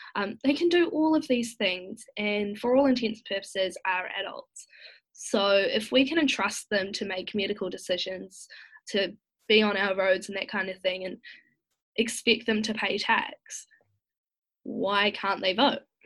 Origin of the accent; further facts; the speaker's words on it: Masterton, Wellington, New Zealand; moved away as an adult; now in Wellington, New Zealand; originally I am from Masterton in the Wairarapa, um, but I recently moved to Wellington to attend university